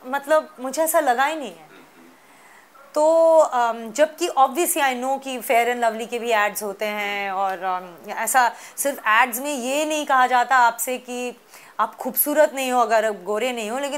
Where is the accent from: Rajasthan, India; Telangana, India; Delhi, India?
Delhi, India; also born or lived in Pune; मैं बचपन में मैं पुणे में पैदा हुई उसके बाद हम लोग बाहर रहे कुछ साल आउट ऑफ इंडिया फिर दिल्ली वापस जब आए